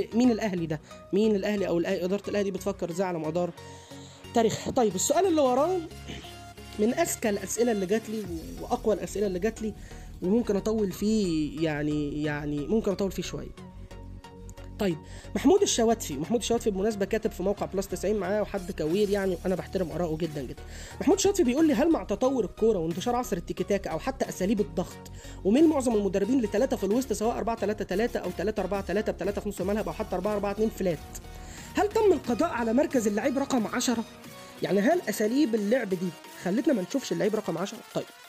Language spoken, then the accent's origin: Arabic; Egypt; احنا كجمهور مصري